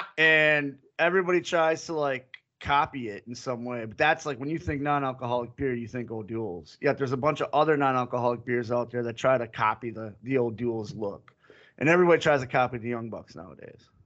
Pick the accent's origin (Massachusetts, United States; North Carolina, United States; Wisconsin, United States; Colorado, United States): Wisconsin, United States; Milwaukee; moved away; we're from Milwaukee